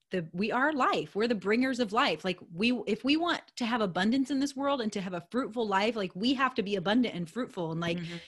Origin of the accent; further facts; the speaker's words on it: United States; I'm an American girl